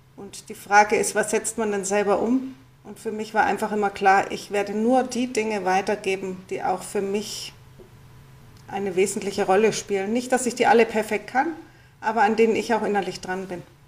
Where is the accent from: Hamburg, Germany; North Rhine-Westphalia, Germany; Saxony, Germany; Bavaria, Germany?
Bavaria, Germany; Munich; ich bin eben in München aufgewachsen